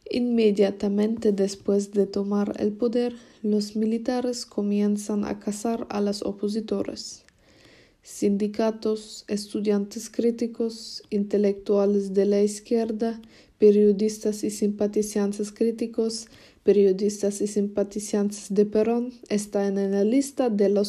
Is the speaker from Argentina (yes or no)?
yes; Argentina; born there; mi hermana pequeña Alexandra y yo nacimos en Argentina y realmente no sabemos mucho sobre Argentina.